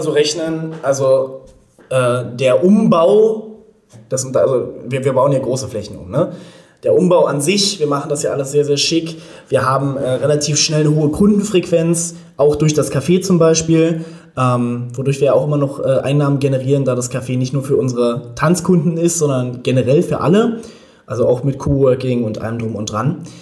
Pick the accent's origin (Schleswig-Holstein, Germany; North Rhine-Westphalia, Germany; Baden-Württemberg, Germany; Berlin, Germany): Berlin, Germany; ich bin in Berlin geboren, lebe auch in Berlin